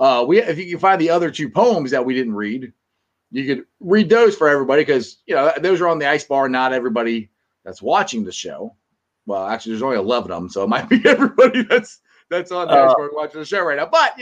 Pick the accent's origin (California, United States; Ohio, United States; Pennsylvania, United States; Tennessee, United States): Ohio, United States; I'm an Ohio guy